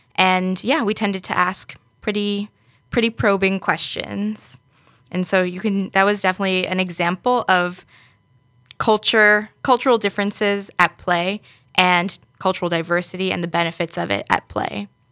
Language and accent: English; New York, United States; moved away as an adult; now in Netherlands; originally from New York in the U S